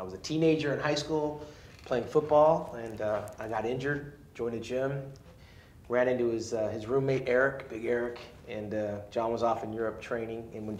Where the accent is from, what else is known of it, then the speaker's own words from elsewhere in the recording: Orange County, California, United States; I'm from Orange County.